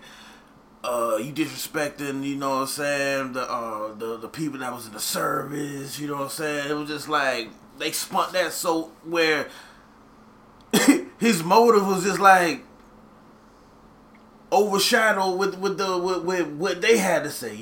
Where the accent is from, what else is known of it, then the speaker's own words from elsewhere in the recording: the South, United States; we from the South.